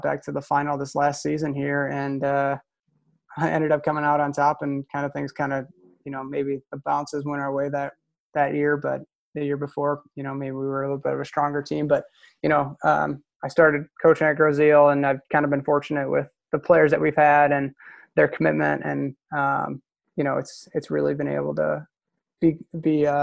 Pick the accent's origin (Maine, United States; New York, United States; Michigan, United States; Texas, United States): Michigan, United States; Downriver area; when I was growing up in the Downriver area